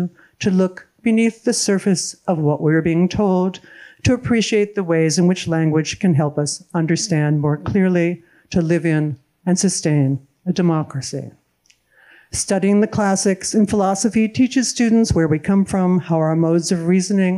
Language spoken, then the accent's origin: English; United States; I'm an American citizen